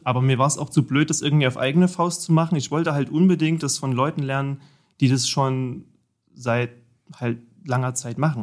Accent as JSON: {"language": "German", "area": "Vogtland", "region": "Saxony", "country": "Germany", "also_born_or_lived": "Erfurt / Jena", "moved": "yes", "lives_now": "Dresden, Germany", "said": "Ursprünglich komme ich tatsächlich aus dem Vogtland, hm. aus Sachsen. Ja, die, der Ort mit dem schlimmsten Dialekt wahrscheinlich in ganz Deutschland"}